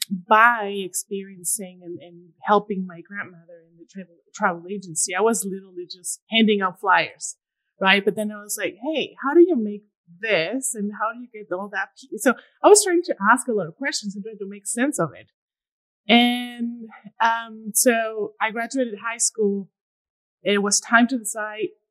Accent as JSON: {"language": "English", "region": "Durango", "country": "Mexico", "also_born_or_lived": "Maine / New York", "second_language": "English", "moved": "as an adult", "lives_now": "El Paso, United States", "said": "I'm originally from Durango. It's a small town in Mexico, Durango, Mexico. I decided to come to the States to learn English."}